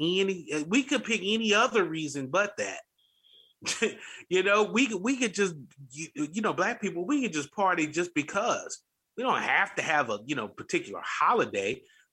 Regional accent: Louisville, Kentucky, United States; moved away as an adult; now in Texas, United States; I grew up in Louisville, Kentucky. I came to Texas.

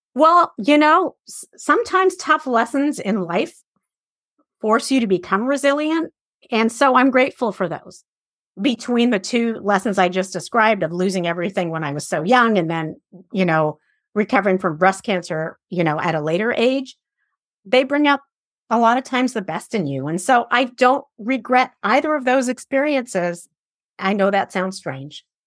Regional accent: Iran; moved away; I grew up in Iran at a day and age where a lot of girls were raised to be married

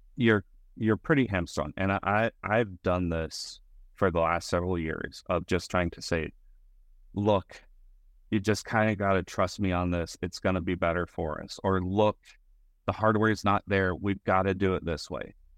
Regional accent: Colorado, United States; now in Texas, United States; I was born in Texas, raised in Colorado, mostly growing up in, in Texas now

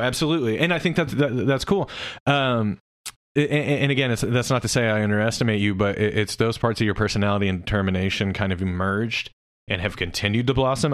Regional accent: Oklahoma City, Oklahoma, United States; also born or lived in Norman, Oklahoma; I was from Oklahoma City

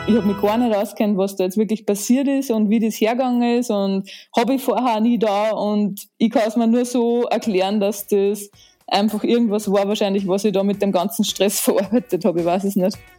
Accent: Linz, Upper Austria, Austria; Ich bin in Linz im wunderschönen Oberösterreich geboren

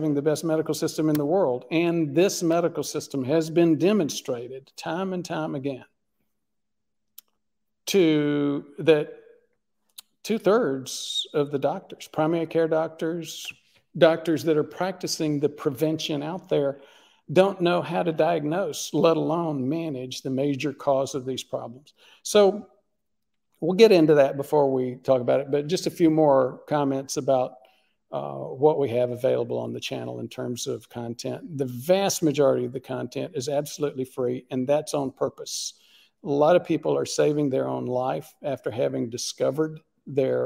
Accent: Southeast United States, United States; I grew up in the Southeast United States, the land of sweet tea.

